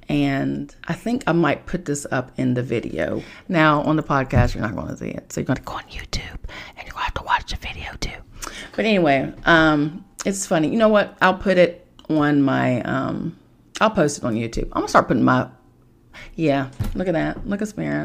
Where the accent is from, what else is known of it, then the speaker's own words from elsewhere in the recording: Charleston, West Virginia, United States; moved away; I am from Charleston, West Virginia